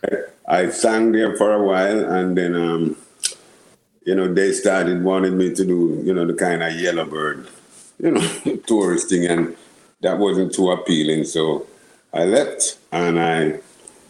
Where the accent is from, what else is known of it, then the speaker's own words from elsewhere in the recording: Kingston, Jamaica; I grew up in Kingston, 6th. In Ligonie, in Jamaica